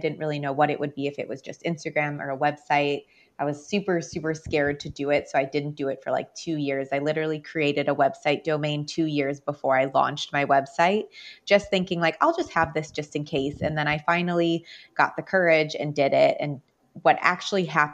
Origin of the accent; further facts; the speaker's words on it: Chicago, Illinois, United States; I have lived in Chicago my whole life. I'm from Chicago. I grew up in Beverly. It's a small neighborhood on the south side of Chicago.